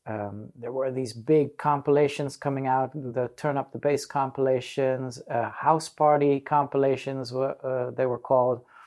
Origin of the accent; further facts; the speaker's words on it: Netherlands; also born or lived in Manila, Philippines / Africa; when I was four years old, we settled out in the Netherlands.